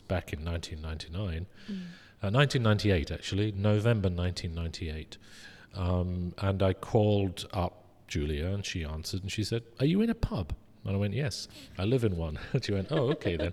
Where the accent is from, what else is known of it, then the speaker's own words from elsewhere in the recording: Huddersfield, Yorkshire and the Humber, United Kingdom; moved away as an adult; now in Singapore; it's a cafe in Huddersfield, which is in Yorkshire, which is my hometown